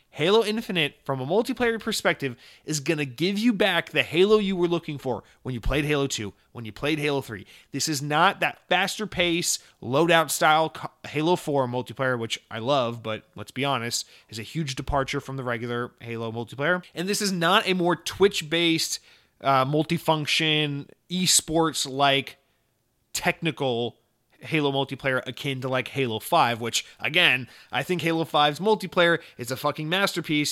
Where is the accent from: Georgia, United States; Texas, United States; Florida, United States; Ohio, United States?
Georgia, United States; Atlanta; I'm from Atlanta